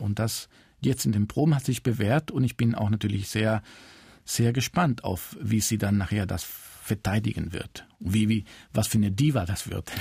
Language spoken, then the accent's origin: German; Cuba; German is a second language; moved away; also born or lived in Spain; ich bin in Kuba geboren, aber meine Familie äh, ist äh, zum Teil aus Spanien